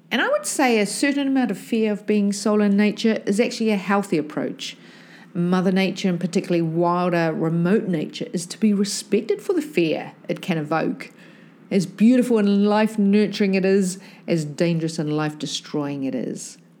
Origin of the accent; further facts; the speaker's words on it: New Zealand; me growing up in New Zealand